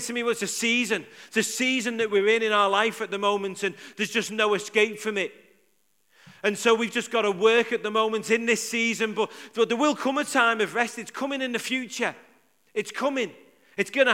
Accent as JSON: {"language": "English", "town": "Liverpool", "region": "North West England", "country": "United Kingdom", "said": "I'm from Liverpool."}